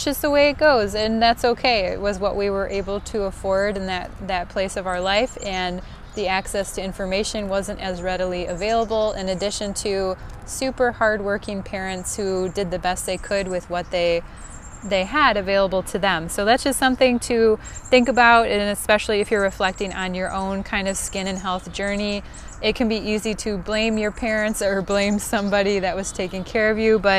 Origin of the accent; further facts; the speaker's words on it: Midwest, United States; accent: Northern Cities Vowel Shift; I am born and raised in the good old Midwest, as if you couldn't tell from this great northern vol shift, I believe it's called